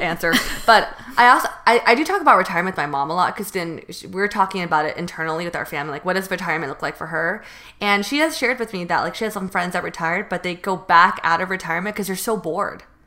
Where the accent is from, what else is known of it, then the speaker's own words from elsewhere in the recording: Northern California, United States; moved away as an adult; now in Los Angeles, United States; I'm from North, NorCal.